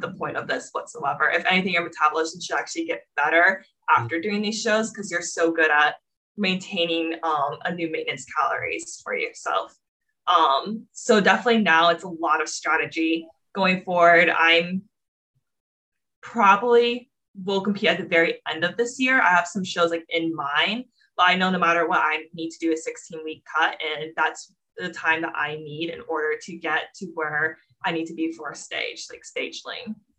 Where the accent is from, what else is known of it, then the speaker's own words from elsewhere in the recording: Florida, United States; moved away as an adult; also born or lived in New York City; I'm originally from Florida, grew up there was super into dance all my life